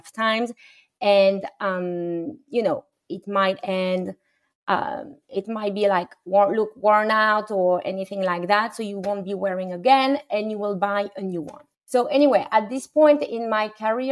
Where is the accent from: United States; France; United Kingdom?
France; moved away; a French woman who was born and raised in France